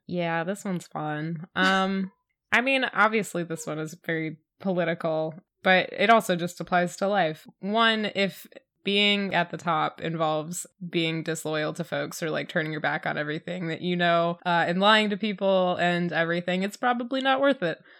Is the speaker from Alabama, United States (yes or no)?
no; Michigan, United States; I'm from Michigan